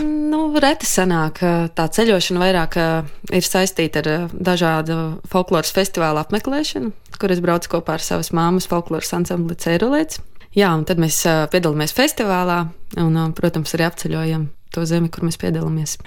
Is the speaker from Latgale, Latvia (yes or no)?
yes; Latgale, Latvia; es pati nāku no Latgales.